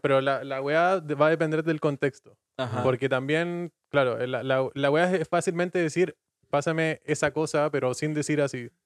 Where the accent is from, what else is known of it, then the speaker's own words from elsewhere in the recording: Puerto Natales, Magallanes and Chilean Antarctica, Chile; moved away as an adult; now in Dublin, Ireland; yo soy de una ciudad pequeña, eh, Puerto Natales